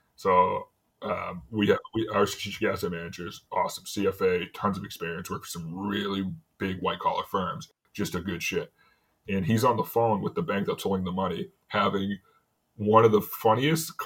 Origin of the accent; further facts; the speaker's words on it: New England, United States; I'm from New England